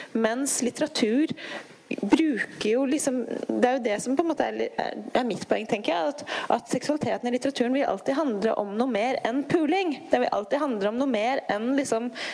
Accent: Tana, Finnmark, Norway; Jeg vokste opp i Tana i Øst-Finnmark

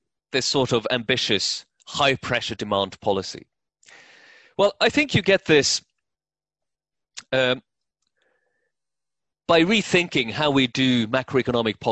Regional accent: Norway; moved away as an adult; also born or lived in New York; so I grew up in Norway, I lived in New York around the turn of the century

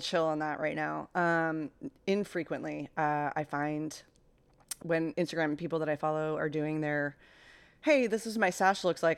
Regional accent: Mid-Atlantic, United States; I grew up in the Mid-Atlantic

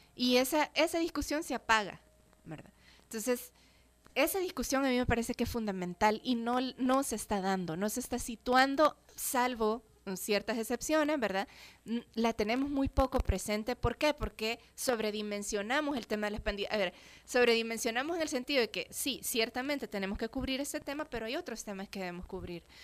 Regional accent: El Salvador; somos personas salvadoreñas

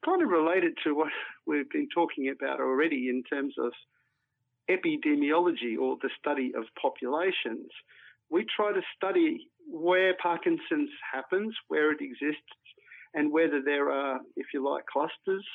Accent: Mareeba, Queensland, Australia; I grew up in far north Queensland and in particular in a place like Mareeba.

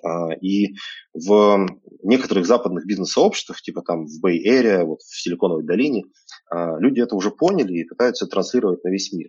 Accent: Krasnoyarsk, Krasnoyarsk Krai, Russia; moved away as an adult; also born or lived in Moscow; now in Barcelona, Spain; Я когда-то родился в Красноярске, а сейчас мне 36

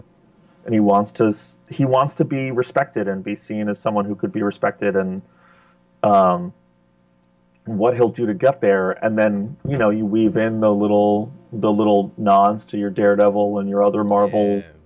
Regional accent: New York, United States; I grew up in New York

